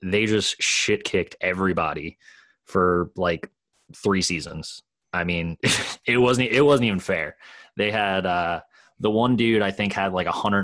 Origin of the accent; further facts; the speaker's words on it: Newark, Delaware, United States; I grew up in Newark